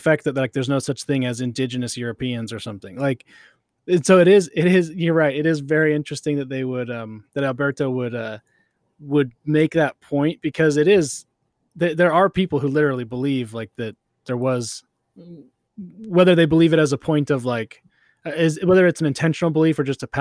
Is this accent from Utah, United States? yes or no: yes; Utah, United States; I mostly went to elementary school in Utah